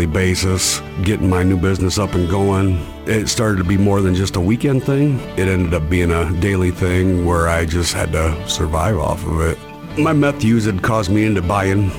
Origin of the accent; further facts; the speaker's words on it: Iowa, United States; I'm from Iowa